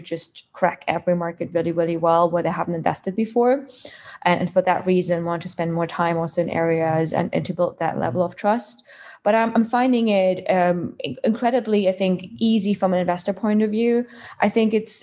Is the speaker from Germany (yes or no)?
yes; Germany; moved away as an adult; now in United Kingdom; I'm originally from Germany, been living in the UK last 7 years